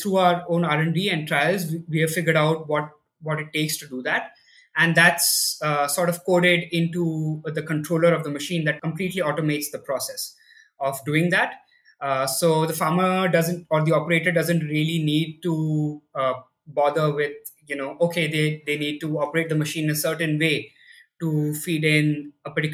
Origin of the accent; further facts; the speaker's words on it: Delhi, India; I grew up in Delhi, in India, and I did my schooling here